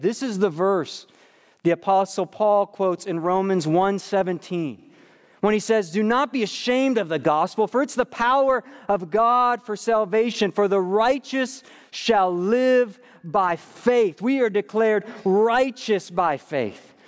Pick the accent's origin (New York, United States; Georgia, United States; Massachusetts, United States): New York, United States; moved away; my life growing up in New York